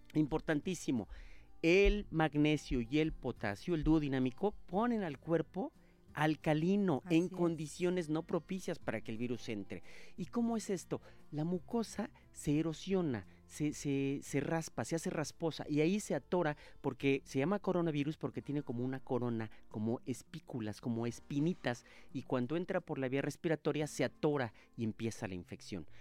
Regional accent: Monterrey, Nuevo León, Mexico; moved away; Monterrey, Nuevo León, mi tierra

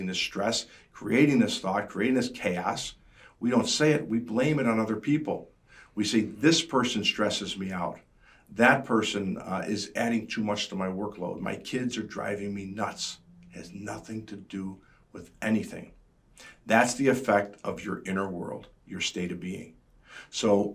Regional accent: Chicago, Illinois, United States; being a Chicagoan

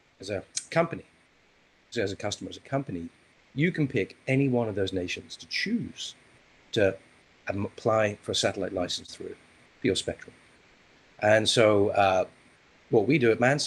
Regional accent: Isle of Man; now in United States; I'm originally from the Isle of Man

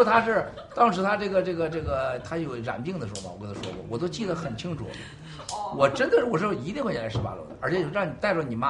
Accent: United States; 我们在美国长大的这些孩子当中，你说他怎么知道中国德行呢？但我们知道中国德行。

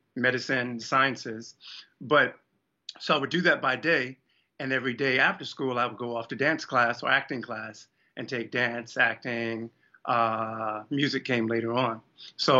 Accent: Baltimore, Maryland, United States; the regular … from Baltimore

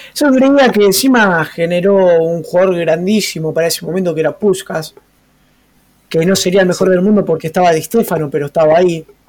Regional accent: Argentina; Para nosotros que somos criollos argentinos

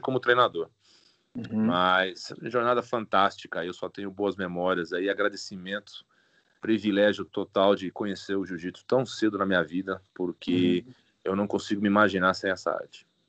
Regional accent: Itu, São Paulo, Brazil; moved away as an adult; now in United States; em Itu, no interior de São Paulo, foi onde eu cresci, é. de Itu, minha família é de Itu

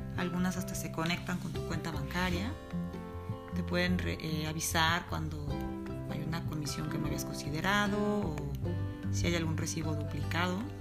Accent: Mexico; como decimos en mi país, en México, un empleado godín

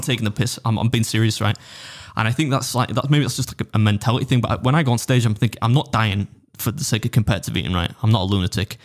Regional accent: United Kingdom; as a British dude

